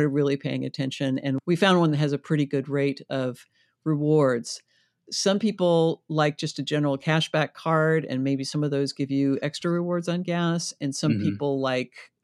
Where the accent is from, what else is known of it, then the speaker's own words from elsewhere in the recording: the Northwest, Pacific Northwest, United States; moved away; I grew up in the Northwest